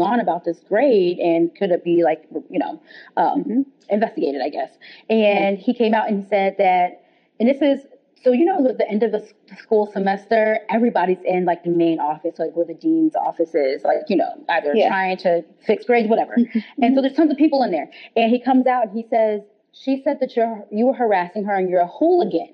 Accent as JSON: {"language": "English", "region": "New Jersey", "country": "United States", "tie": "born or raised there", "said": "Where I grew up in New Jersey, it was pretty diverse"}